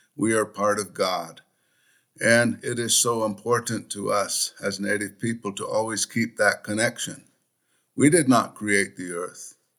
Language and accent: English; Uintah and Ouray Ute Reservation, northeastern Utah, United States; I was born and raised on the Uinta and Ore Ute Reservation in northeastern Utah